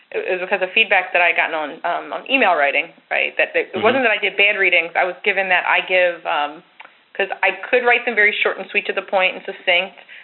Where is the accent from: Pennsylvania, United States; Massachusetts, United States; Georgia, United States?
Pennsylvania, United States; Philadelphia; I'm from the Philly area